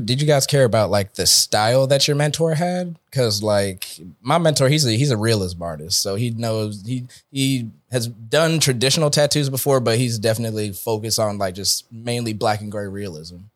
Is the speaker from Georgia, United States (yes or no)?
yes; Atlanta, Georgia, United States; I'm from Atlanta, Georgia.